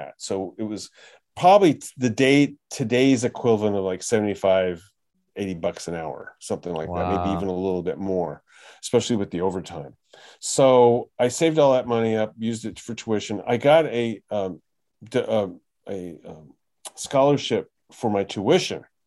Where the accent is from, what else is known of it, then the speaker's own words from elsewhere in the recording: New York, United States; I was born in New York.